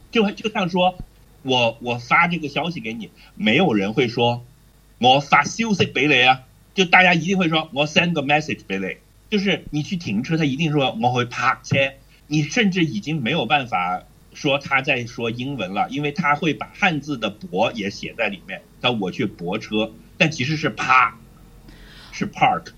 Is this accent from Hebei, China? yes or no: yes; Hebei, China; 虽然我是河北人